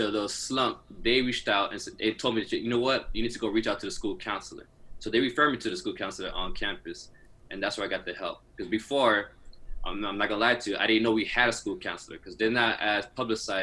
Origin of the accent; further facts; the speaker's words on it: North Miami Beach, Florida, United States; I was born and raised in Miami, Florida, in the great city of North Miami Beach